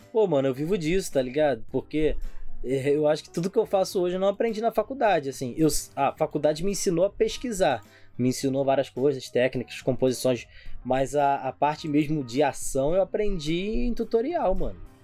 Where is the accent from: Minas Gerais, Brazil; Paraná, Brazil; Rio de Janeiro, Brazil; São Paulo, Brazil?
Rio de Janeiro, Brazil; São Gonçalo; a gente é de São Gonçalo